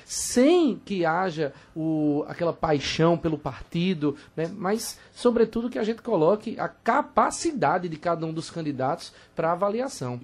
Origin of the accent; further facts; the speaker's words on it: Petrolina, Pernambuco, Brazil; A Petrolina, por exemplo, de onde eu venho